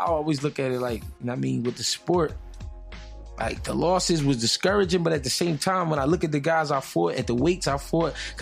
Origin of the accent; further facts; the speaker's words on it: Philadelphia, Pennsylvania, United States; I'm from Philly.